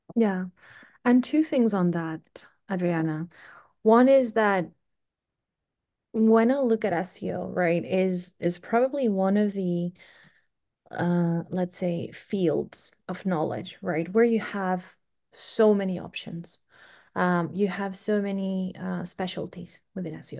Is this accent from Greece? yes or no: yes; Greece; moved away as an adult; now in United Kingdom; I'm originally from Greece